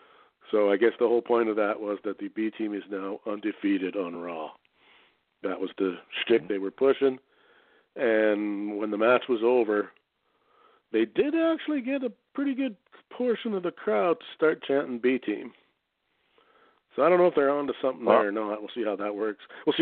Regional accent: Canada; but as a Canadian, do you want your child raised in that, in his formative years, or would you rather have him educated back home?

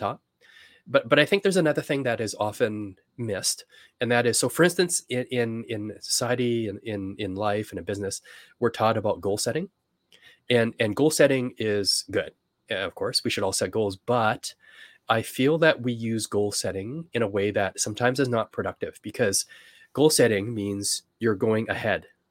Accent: Canada; I'm from Canada

